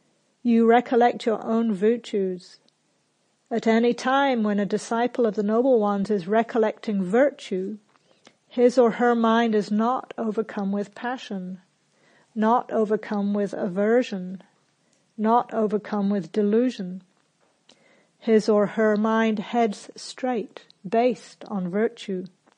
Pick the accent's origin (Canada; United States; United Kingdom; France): United Kingdom; England; also born or lived in New Zealand; So I grew up in England and New Zealand